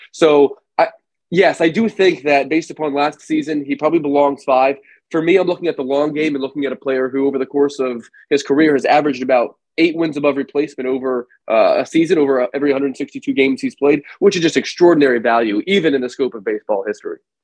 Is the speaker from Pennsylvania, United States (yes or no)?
yes; Philadelphia, Pennsylvania, United States; growing up in Philadelphia, watching him terrorize my Phillies